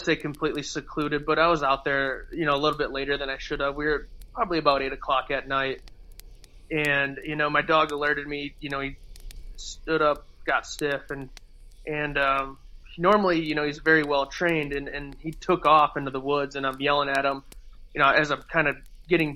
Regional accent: Michigan, United States; we're from Michigan, we see deer all the time in the woods

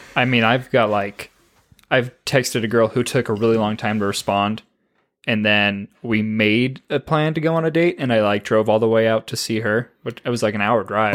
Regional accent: Oregon, United States; moved away; I grew up in Oregon.

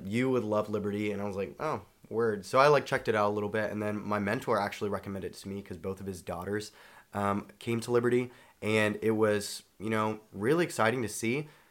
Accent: Charlotte, North Carolina, United States; I'm from Charlotte, North Carolina

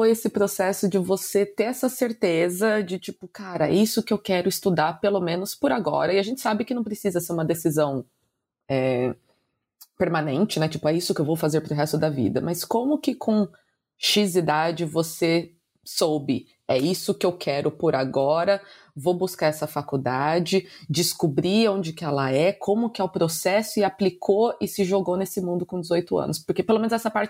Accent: Brazil; moved away as an adult; Bom, eu saí do Brasil com 18 anos porque eu não sabia o que fazer na faculdade.

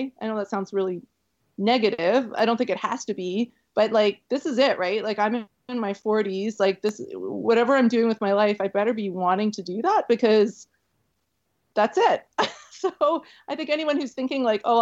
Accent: Canada; also born or lived in Florida; I think I'm too Canadian to live in Florida

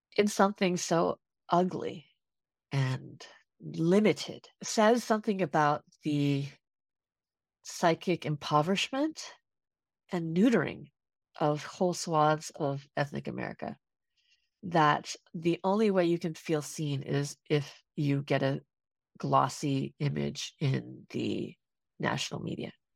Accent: California, United States; I grew up in California too

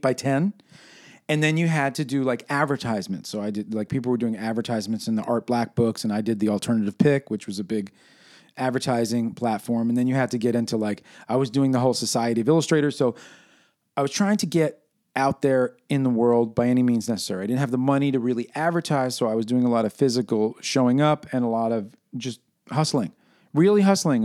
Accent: New York City, New York, United States; my experience growing up in New York City during the birth of hip-hop

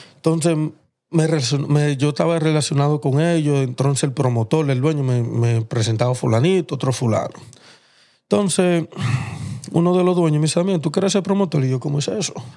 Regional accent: Dominican Republic; yo soy dominicano

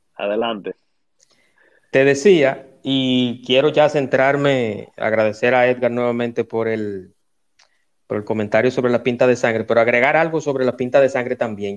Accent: Dominican Republic; yo como dominicano, como una persona que paga sus impuestos

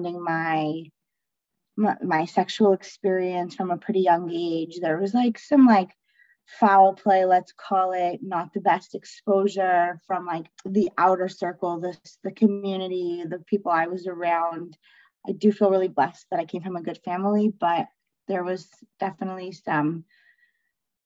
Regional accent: Canada; I grew up in Canada, like in the Canadian culture

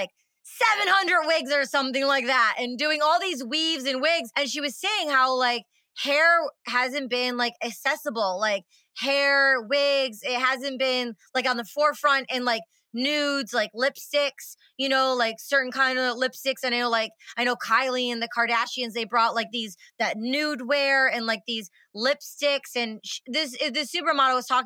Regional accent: 30 minutes from Detroit, Michigan, United States; I'm from Michigan, 30 minutes from Detroit, and there's a lot of inner city kids and there's a lot of people right here in Michigan where I'm from

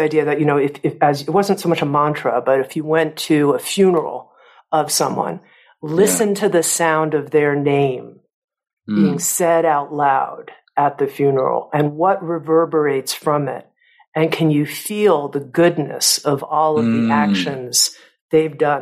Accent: Coral Gables, Florida, United States; I grew up in Coral Gables, Florida, which is right outside of Miami, South Florida

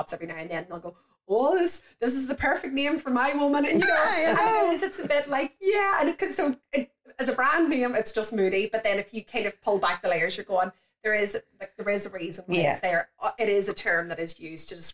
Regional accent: County Tyrone, Northern Ireland, United Kingdom; moved away as an adult; also born or lived in Australia; I grew up in County Tyrone

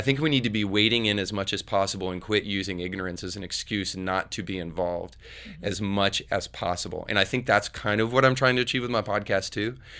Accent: Northern Florida, United States; now in Tennessee, United States; I grew up in Northern Florida, which is basically, like, Lower Alabama

